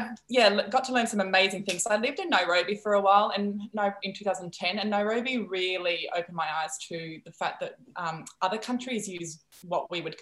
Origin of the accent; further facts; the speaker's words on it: Netherlands; first language Dutch; English is a second language; moved away as an adult; also born or lived in rural Cambodia / Brisbane; I'm from the Netherlands. Dutch is my first language